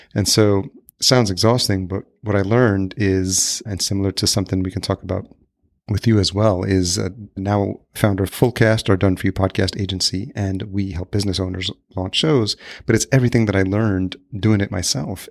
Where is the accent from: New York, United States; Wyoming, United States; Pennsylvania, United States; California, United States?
New York, United States; Yonkers; moved away as an adult; also born or lived in Los Angeles, United States; now in Minneapolis, United States; I grew up in Yonkers, New York